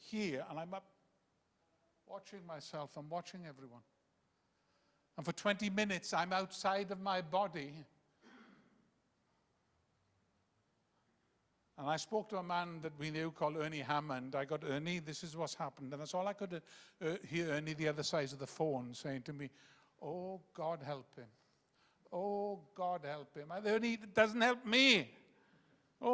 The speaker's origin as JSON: {"language": "English", "region": "Wales", "country": "United Kingdom", "tie": "born or raised there", "first_language": "Welsh", "second_language": "English", "said": "I came from a very Welsh nationalistic background. I couldn't speak a word of English till I was 11"}